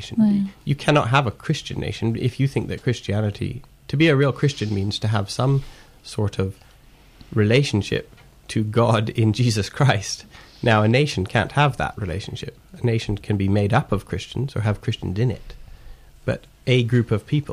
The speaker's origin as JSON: {"language": "English", "country": "Canada", "tie": "born or raised there", "said": "I'm Canadian. You know, I was born in Canada."}